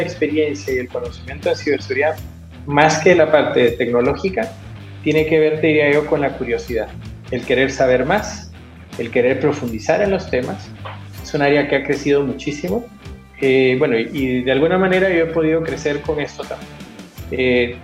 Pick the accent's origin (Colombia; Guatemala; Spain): Guatemala; moved away as an adult; now in Chile; primero yo soy guatemalteco de nacimiento, eh, chileno de corazón. Hace 19 años que estoy acá.